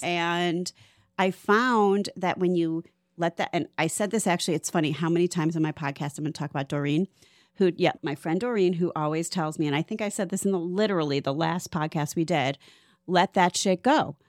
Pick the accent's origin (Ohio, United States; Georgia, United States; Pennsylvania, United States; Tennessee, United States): Ohio, United States; Cleveland; moved away as an adult; now in Florida, United States; I'm from Cleveland, which is why I came here t, at twenty-five